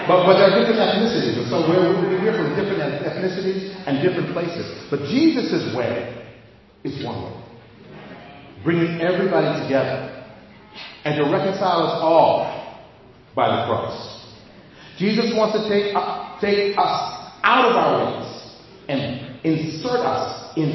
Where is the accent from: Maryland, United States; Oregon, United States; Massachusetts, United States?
Massachusetts, United States; Boston; moved away as an adult; Now, I'm from Boston. I haven't lived there in 20 something years. I haven't lived there